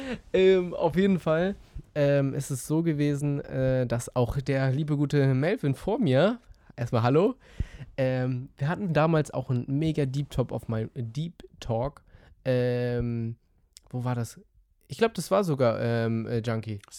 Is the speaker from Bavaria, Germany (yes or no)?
no; Schleswig-Holstein, Germany; ich komme aus Dittmarschen, ähm, alle äh, liebe Grüße an alle Dittmarscher, die gerade zuhören.